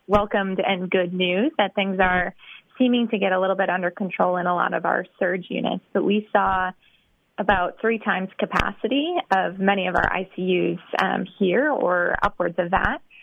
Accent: Wisconsin, United States; moved away as an adult; also born or lived in Texas; now in Boston, United States; I'm from Wisconsin.

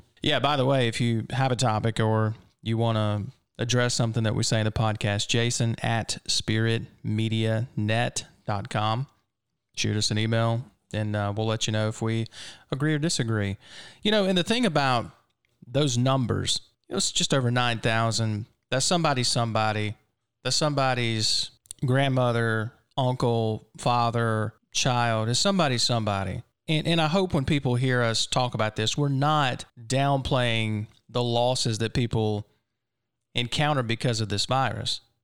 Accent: Mississippi, United States; I'm a native Mississippian

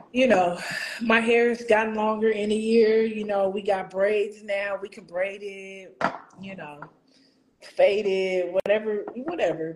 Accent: Houston, Texas, United States; Houston, ma'am

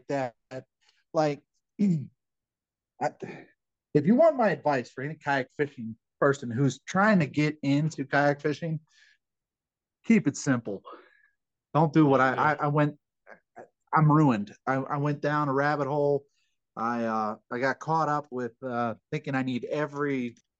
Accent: Calvert County, Maryland, United States; moved away; my hometown in Calvert County

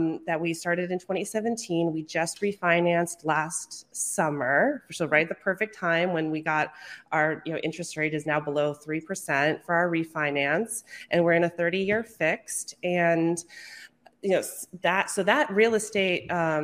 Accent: Brattleboro, Vermont, United States; I am out of Brattleboro, Vermont, the one and only

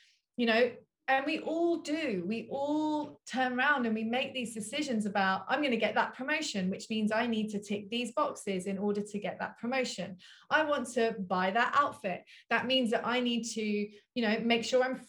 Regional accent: London, United Kingdom; moved away; I grew up in Southwest London in Wimbledon.

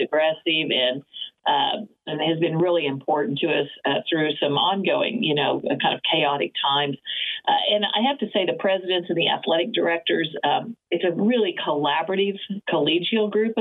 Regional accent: Oklahoma, United States; I grew up being in Oklahoma.

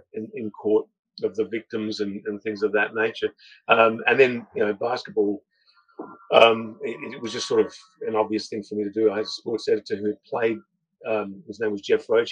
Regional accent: Australia; I'm the only one that was born in Australia

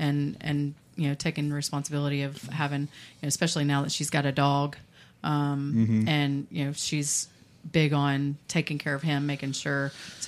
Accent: Dayton, Texas, United States; I grew up in Dayton. So I did my fair share of hunting, fishing, doing those kinds of things, and mudding and things like that.

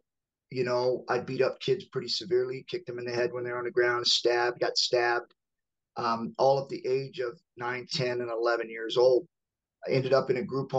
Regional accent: Georgia, United States; I was born in Georgia.

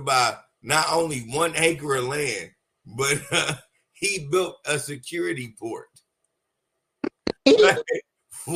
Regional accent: United States; I'm an American

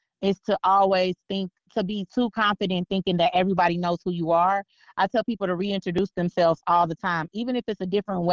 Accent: Northwest Indiana, United States; now in Las Vegas, United States; I live in Vegas now, but when I first moved out here, I didn't understand the way they said certain stuff, because, you know, I'm from Northwest Indiana

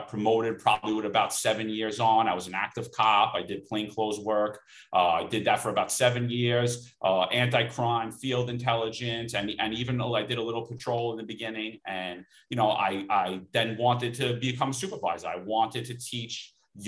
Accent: New York City, New York, United States; I grew up in Bensonhurst, Brooklyn

